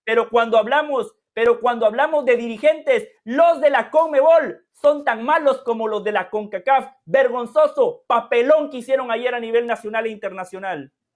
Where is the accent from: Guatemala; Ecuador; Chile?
Guatemala; now in United States; yo nada más soy de Guatemala